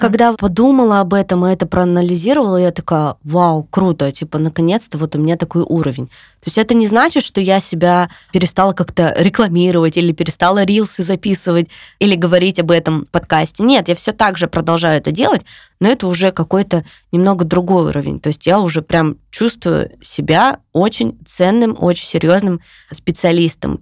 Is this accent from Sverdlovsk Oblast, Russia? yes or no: yes; Yekaterinburg, Sverdlovsk Oblast, Russia; moved away as an adult; now in Tbilisi, Georgia; я всегда говорю, я с Урала. Ну, то есть для меня это, типа, я с Урала. Да, для меня это больше скорее гордость, чем я из Екатеринбурга